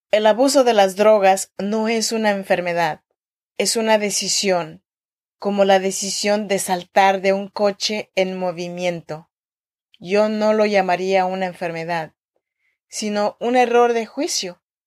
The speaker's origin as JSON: {"language": "Spanish", "area": "Chinantla region", "region": "Oaxaca", "country": "Mexico", "moved": "yes", "lives_now": "Sacramento, United States", "said": "soy mexicana y oaxaqueña de la región chinanteca."}